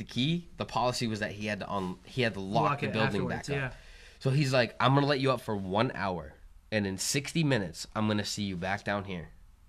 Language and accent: English; New Hampshire, United States; I don't know. I feel bad. I'm from New Hampshire. I don't know this shit.